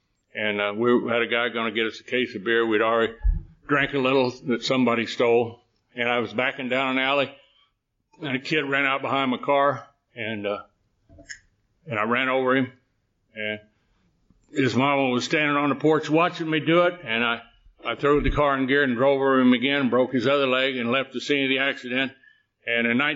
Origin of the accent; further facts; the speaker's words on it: Texas, United States; I was born in Texas